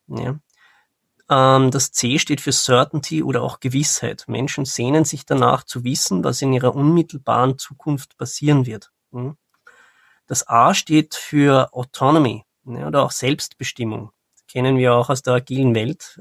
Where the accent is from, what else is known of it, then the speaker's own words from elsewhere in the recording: Austria; Ich bin ähm, aus Österreich